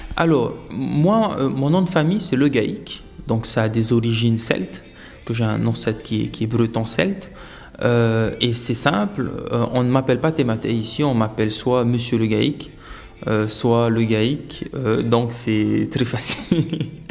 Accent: Windward Islands, French Polynesia; also born or lived in Austral Islands; j'ai grandi sur euh, Tahiti, sur l'île de Tahiti, l'île principale, mais j'ai également vécu dans les archipels des îles australes

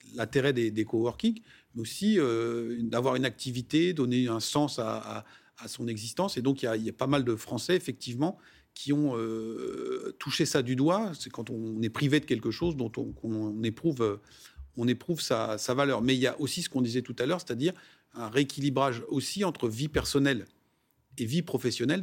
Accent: France; chez nous en France

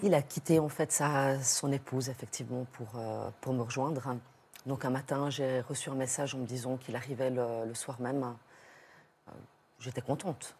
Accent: Switzerland; je viens de Suisse

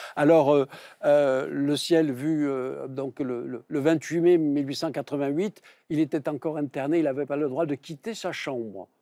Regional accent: Provence-Alpes-Côte d'Azur, France; accent: Provençal; je suis également provincial, comme on l'attendait en mon accent.

